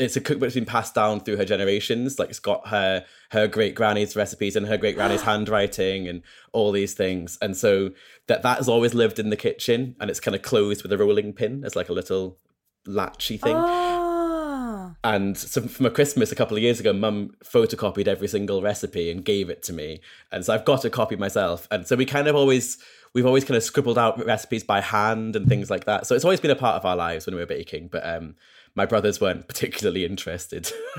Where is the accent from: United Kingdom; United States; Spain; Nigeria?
United Kingdom; Scotland; now in England; I only really remember kind of growing up in Scotland, and I left there in 2016, 2017, and I've lived back in England again because that's where work is.